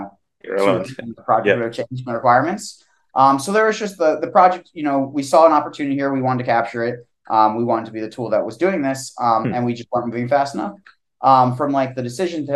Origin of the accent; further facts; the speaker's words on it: Eastern Pennsylvania, United States; moved away as an adult; also born or lived in Pittsburgh / Washington, District of Columbia, United States; now in Austin, United States; me and Austin actually grew up together. We're both from Eastern PA